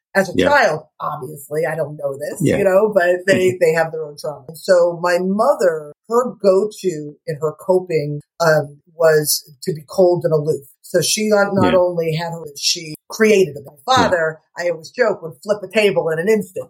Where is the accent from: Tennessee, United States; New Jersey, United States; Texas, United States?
New Jersey, United States; now in Stuart, United States; I'm from Jersey. My parents are from North Jersey, and my father worked in the city